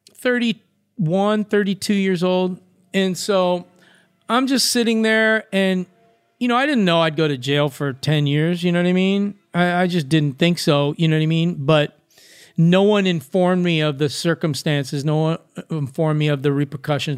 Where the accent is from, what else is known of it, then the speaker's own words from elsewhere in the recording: Los Angeles, California, United States; I'm from Venice Beach